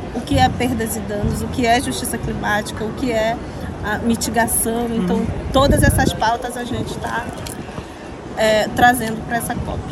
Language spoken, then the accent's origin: Portuguese; Pará, Brazil; Eu sou do estado do Pará, eu moro no estado do Pará